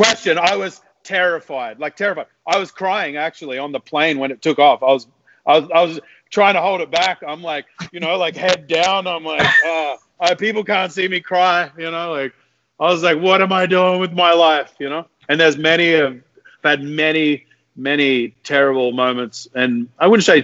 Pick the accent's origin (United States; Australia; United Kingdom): Australia; moved away as an adult; also born or lived in Whistler, Canada; now in Toronto, Canada; I'm from Australia, but I live in Whistler